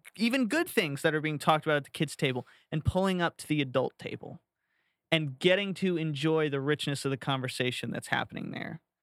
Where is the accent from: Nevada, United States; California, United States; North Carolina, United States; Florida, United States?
Florida, United States; growing up in Florida